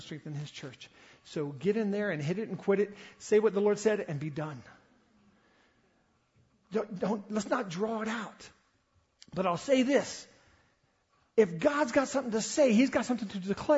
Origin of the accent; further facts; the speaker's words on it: the South, United States; I grew up in the South